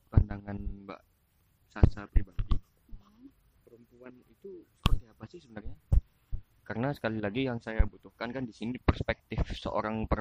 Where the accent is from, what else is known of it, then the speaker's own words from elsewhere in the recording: Central Java, Indonesia; saya dari Jawa